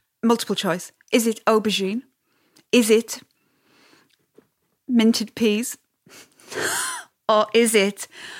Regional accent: the north of England, United Kingdom; accent: northern; my northern accent

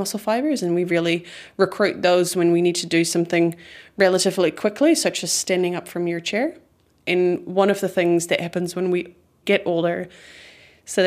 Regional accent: Netherlands; English is a second language; now in New Zealand; I'm originally from the Netherlands.

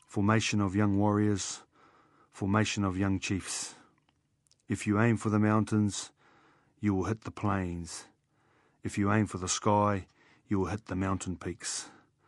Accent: Blenheim, Marlborough, New Zealand; I'm from down in Blenheim, from Wairo.

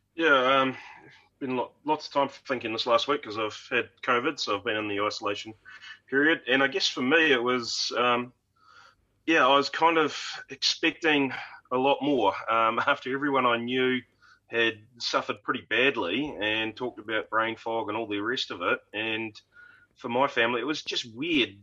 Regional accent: Wellington, New Zealand; growing up in Wellington region

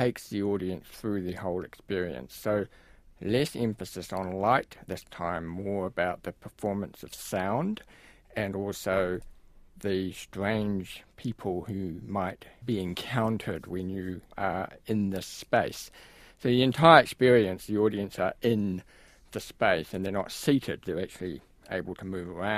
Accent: Wellington, New Zealand; where I grew up in Karori

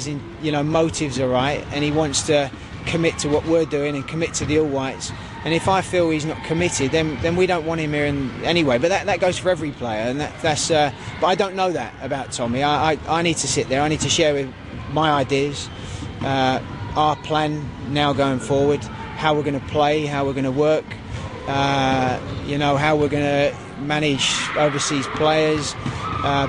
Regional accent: United Kingdom; moved away as an adult; also born or lived in Bahrain; being British

